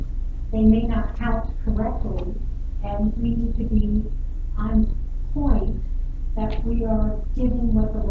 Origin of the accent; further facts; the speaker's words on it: Spain; moved away; I grew up in agriculture in Spain